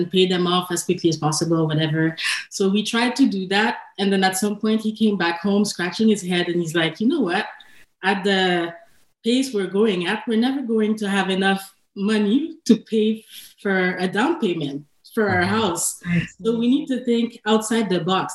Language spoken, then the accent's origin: English; Montreal, Quebec, Canada; moved away as an adult; now in Ottawa, Canada; we're both born and raised in Montreal